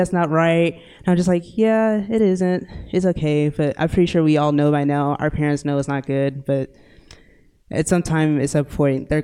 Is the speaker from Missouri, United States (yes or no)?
no; Irving, Texas, United States; I am from Irving, Texas. Which is in Dallas County.